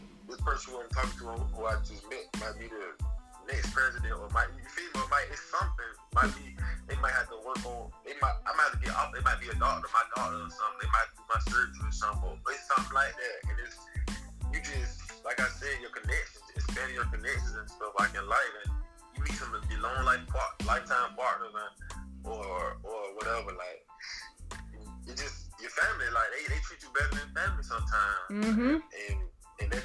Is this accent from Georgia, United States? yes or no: yes; Augusta, Georgia, United States; accent: country accent; moved away as an adult; also born or lived in Arizona; I'm from Augusta